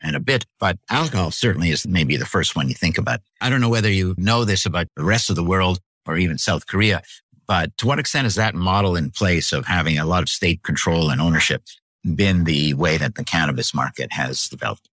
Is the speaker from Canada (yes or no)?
yes; Canada; now in New Hampshire, United States; so I'm from Canada originally, lived in the U S for a long, long time